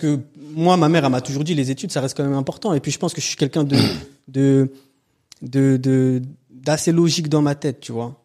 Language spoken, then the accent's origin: French; Antony, Île-de-France, France; also born or lived in Châtenay-Malabry; J'ai grandi à Antony dans le 92.